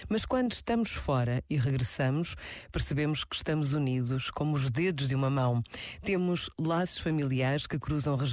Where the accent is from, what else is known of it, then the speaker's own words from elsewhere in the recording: Portugal; Somos portugueses portugueses no Porto, em Lisboa, em Setúbal ou em Santarém. Falamos e rezamos na mesma língua